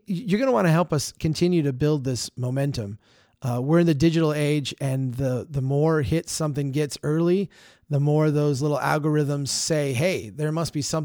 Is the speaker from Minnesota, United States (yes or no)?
yes; Minnesota, United States; here in my home state of Minnesota